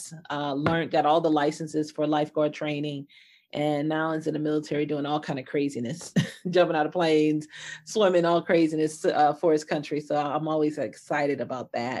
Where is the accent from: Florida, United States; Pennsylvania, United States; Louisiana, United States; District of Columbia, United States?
Louisiana, United States; New Orleans; moved away as an adult; also born or lived in Detroit, Michigan; I grew up in Bayou country of New Orleans, Louisiana